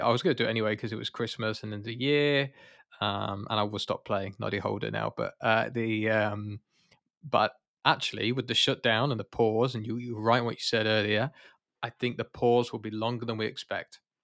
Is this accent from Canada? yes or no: no; United Kingdom; I'm British